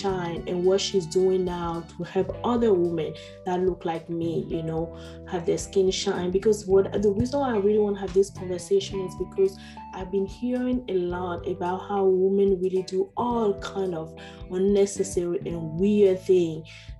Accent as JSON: {"language": "English", "country": "Benin", "moved": "yes", "said": "my home country, Benin"}